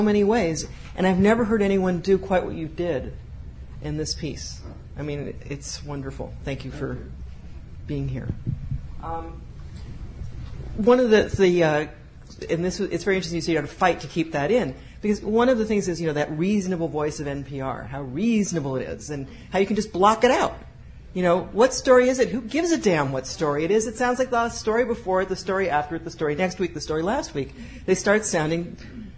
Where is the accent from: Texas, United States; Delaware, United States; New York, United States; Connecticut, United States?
New York, United States; moved away; also born or lived in Alaska; I was born in New York